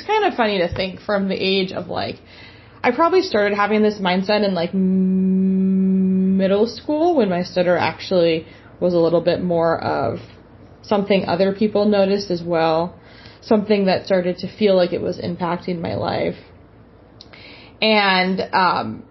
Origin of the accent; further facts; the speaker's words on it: San Diego, California, United States; now in Portland, United States; I am from San Diego, California. I now live in Portland, Oregon